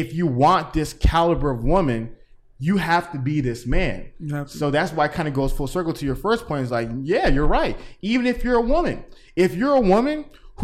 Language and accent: English; Atlanta, Georgia, United States; I'm from Atlanta.